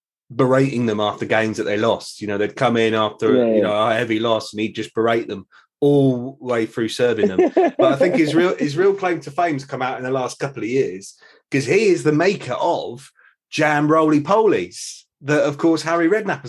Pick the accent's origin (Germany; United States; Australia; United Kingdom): United Kingdom; Berkshire, South East England; moved away as an adult; now in Swindon, United Kingdom; I grew up in Berkshire and I'm a Reading fan